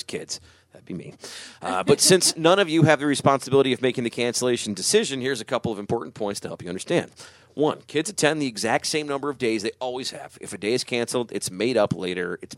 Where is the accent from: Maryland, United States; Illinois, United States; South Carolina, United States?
Illinois, United States; Chicago; moved away; I grew up in Chicago